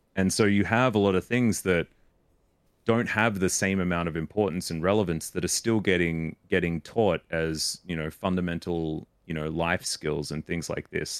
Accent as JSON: {"language": "English", "country": "Australia", "tie": "born or raised there", "accent": "Australian", "said": "I was brought up Australian"}